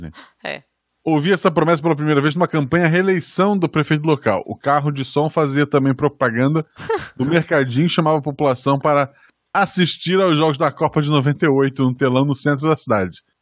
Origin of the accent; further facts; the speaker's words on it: Salvador, Bahia, Brazil; also born or lived in Delmiro Gouveia, Alagoas; Esqueci de citar que sou nascido no interior de Alagoas, nasci em Delmiro, Gouveia, mas cresci em Salvador, Bahia.